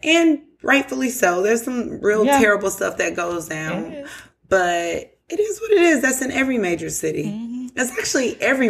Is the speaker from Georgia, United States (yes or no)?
yes; Atlanta, Georgia, United States; I'm from Atlanta.